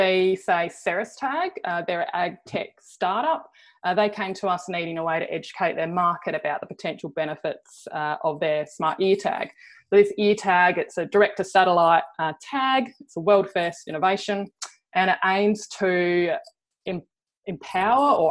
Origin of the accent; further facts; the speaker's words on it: Cleve, South Australia, Australia; I grew up in Cleve on the Eyre Peninsula, a small farming community